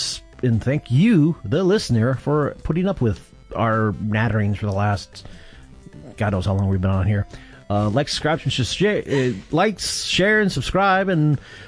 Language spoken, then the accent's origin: English; Upper Midwest, United States; I'm from the Upper Midwest